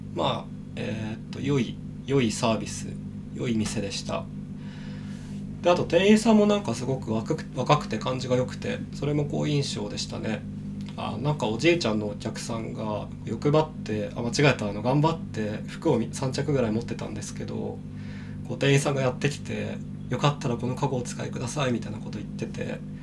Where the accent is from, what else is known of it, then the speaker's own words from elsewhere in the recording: Kanagawa, Japan; now in Shinjuku, Japan; 僕の地元ってその神奈川県の結構田舎の方なんで